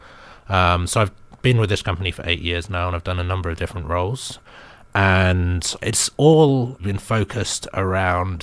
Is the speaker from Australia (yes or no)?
no; United Kingdom; now in China; The 23andMe came back like British